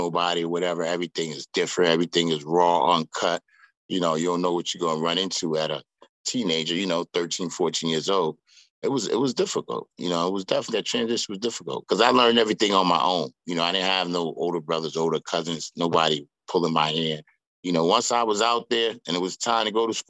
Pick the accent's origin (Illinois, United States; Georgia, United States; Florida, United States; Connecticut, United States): Connecticut, United States; Norwalk; also born or lived in Bridgeport, Connecticut; born and raised in Norwalk.